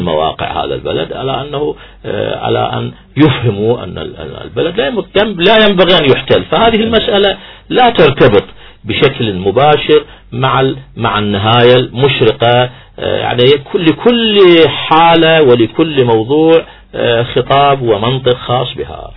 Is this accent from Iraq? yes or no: yes; Iraq; إحنا كعراقيين